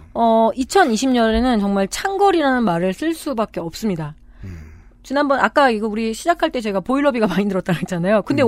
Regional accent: Chungju, North Chungcheong, South Korea; 제가 어렸을 때이 충주에서 컸다고 그랬잖아요

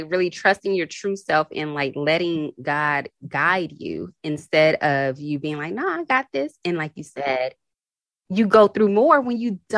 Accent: Houston, Texas, United States; I'm from Houston

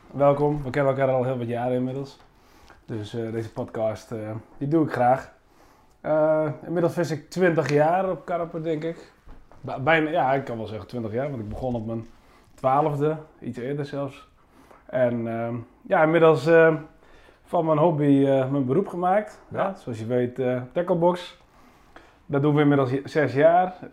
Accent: Friesland, Netherlands; moved away as an adult; also born or lived in Leeuwarden, Netherlands; now in Groningen, Netherlands; Ik ben eh, volbloed, volbloed Fries.

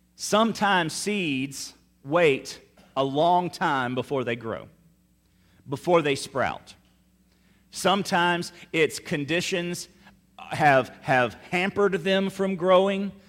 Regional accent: Meridian, Mississippi, United States; now in South Louisiana, United States; my hometown of Meridian, Mississippi

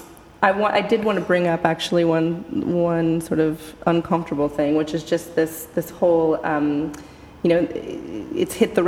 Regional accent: United States; I am American

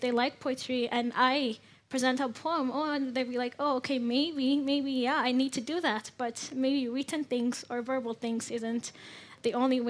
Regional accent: Ethiopia; from Ethiopia.

